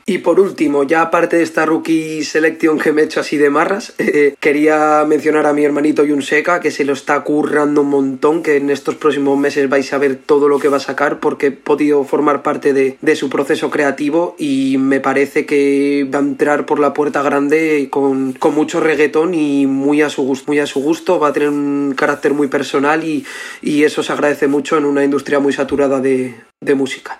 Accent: Gijón, Asturias, Spain; soy de Gijón

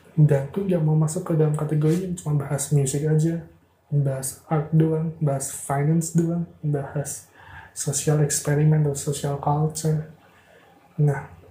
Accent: Madiun, East Java, Indonesia; moved away as an adult; now in Semarang, Indonesia; gue lahir di Madiun, jadi gue dikenal di Madiun

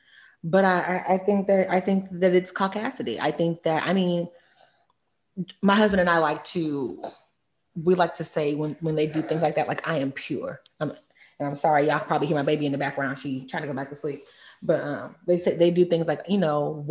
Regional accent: Texas, United States; moved away as an adult; also born or lived in New York; coming from Texas, the only people of Hispanic descent that I had met, or Latin descent, were from Mexico

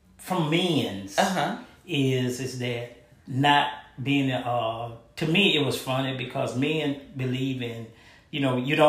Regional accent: Mobile, Alabama, United States; I'm from Mobile, Alabama, and I'm 52 years old

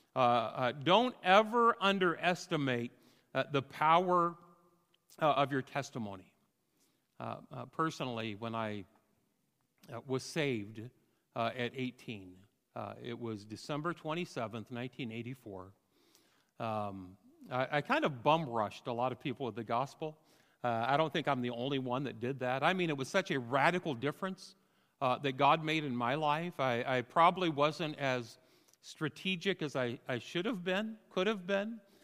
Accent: Fort Madison, Iowa, United States; moved away as an adult; also born or lived in California; now in Rosedale, United States; came back to Fort Madison, Iowa

